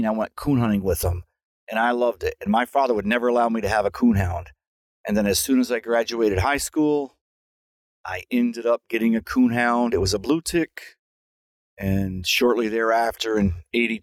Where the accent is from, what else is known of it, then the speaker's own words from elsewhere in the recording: United States; Growing up near Canada, it was very isolated. We got a couple Canadian TV channels and an American one